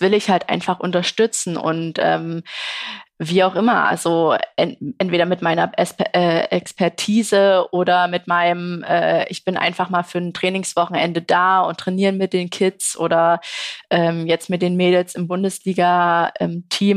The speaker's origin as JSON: {"language": "German", "region": "Saxony", "country": "Germany", "said": "als sächsische Sportlerin"}